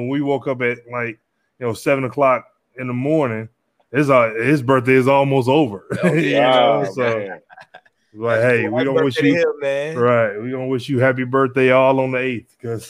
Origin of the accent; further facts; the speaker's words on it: Louisiana, United States; And I'm from Louisiana.